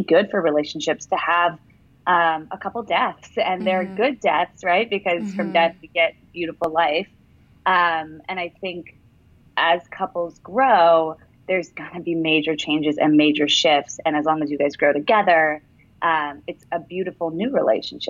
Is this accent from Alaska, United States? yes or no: yes; Anchorage, Alaska, United States; also born or lived in New York; now in Los Angeles, United States; I'm from Alaska originally